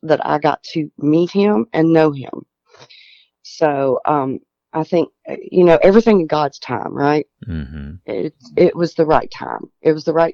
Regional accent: Tennessee, United States; we're from Tennessee

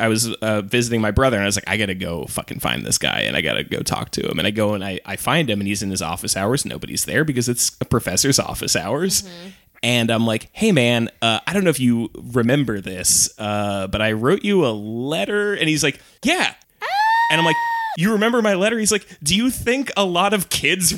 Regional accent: Long Island, New York, United States; we're from Long Island

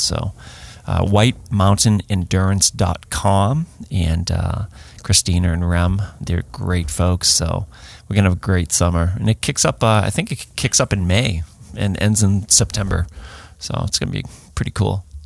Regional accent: Boston, Massachusetts, United States; I'm a Bostonian

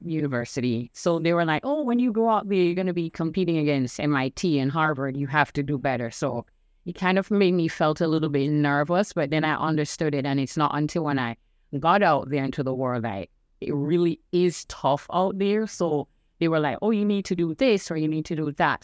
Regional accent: Jamaica; now in United States; I'm originally from Jamaican

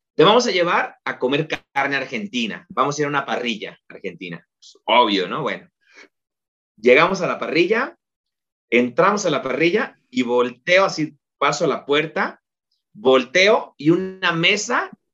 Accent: Mexico; moved away as an adult; now in Tijuana, Mexico; Y yo, de México

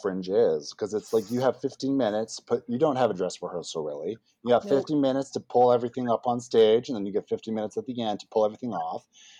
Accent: Saskatoon, Saskatchewan, Canada; I was born in Saskatoon.

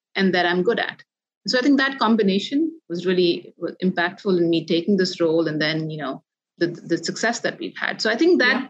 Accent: India; moved away; growing up in India where there's a multilingual environment

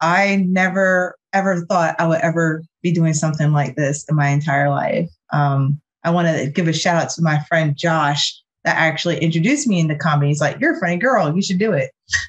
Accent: Omaha, Nebraska, United States; also born or lived in Georgia / South Carolina; So I was born in the state of Georgia, raised in Omaha, Nebraska. So yes, people in virtual world, Black people live in Omaha, Nebraska. I was one. And then we moved to Charleston, South Carolina.

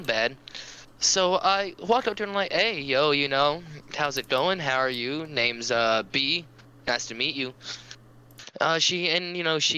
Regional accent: Cajun, Louisiana, United States; I'm a Cajun kid

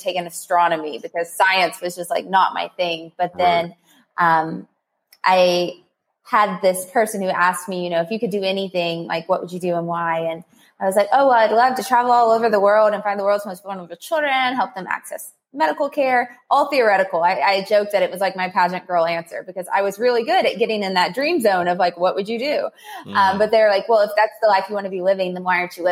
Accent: Somerset, Kentucky, United States; I'm from Somerset, Kentucky, a little bitty town. I grew up with a mother

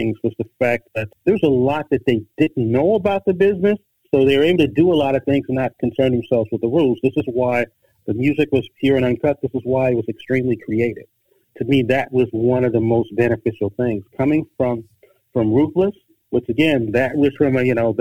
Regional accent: Detroit, Michigan, United States; moved away as an adult; now in Los Angeles, United States; I'm originally from Detroit, Michigan. My friends know me from the east side of Detroit. I moved out here in 79 as a recording engineer

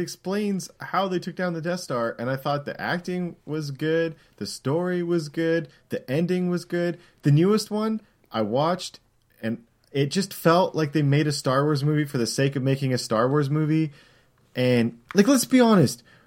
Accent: Canada; I'm Canadian

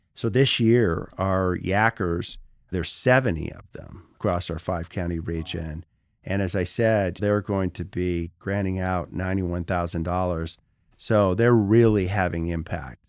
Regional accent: Petoskey, Michigan, United States; moved away as an adult; also born or lived in Washington, D.C.; go back to Northern Michigan because I came from Petoskey

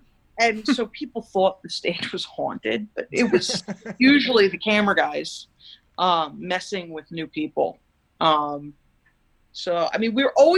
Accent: East Coast, United States; I mean, I'm from the East Coast.

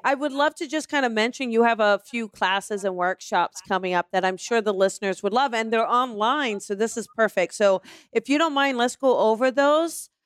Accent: East Coast, United States; I'm from the East Coast

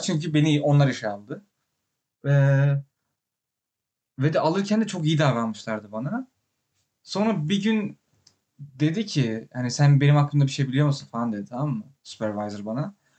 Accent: Turkey; moved away

